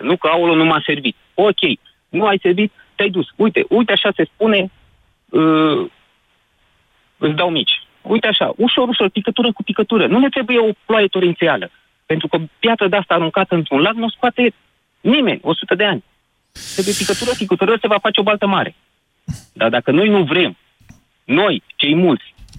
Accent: Curtea de Argeș, Romania; now in Brașov, Romania; sunt din Cuita de Argeș

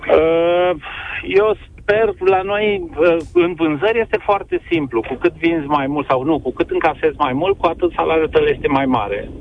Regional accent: Timișoara, Timiș County, Romania; eu sunt timișorean

